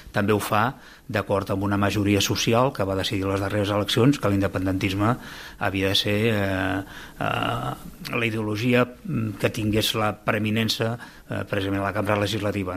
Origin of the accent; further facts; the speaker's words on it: Lloret de Mar, Catalonia, Spain; sóc de Lloret de Mar